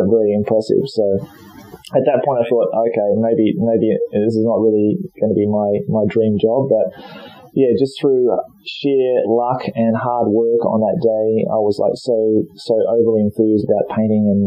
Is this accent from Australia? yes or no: yes; Australia; also born or lived in Nottingham; now in Japan; I'm Australian, mate.